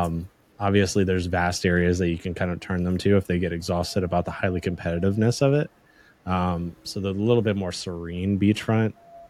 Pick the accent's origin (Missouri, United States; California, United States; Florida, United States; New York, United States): Florida, United States; The Villages; also born or lived in Georgia; That's where I grew up, was in and around the Villages area. So even though I was born in Florida and Georgia